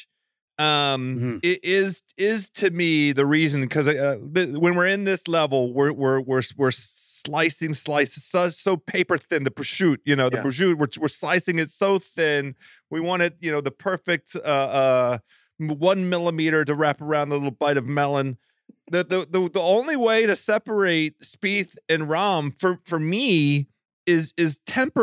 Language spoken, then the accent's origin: English; Silver Spring, Maryland, United States; I'm from Silver Spring, Maryland